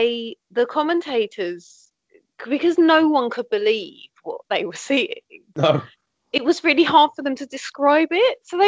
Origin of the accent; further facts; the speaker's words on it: London, United Kingdom; So I'm from South East London. I'm nowhere near Tottenham in London. I mean, I'm closer to Tottenham than you.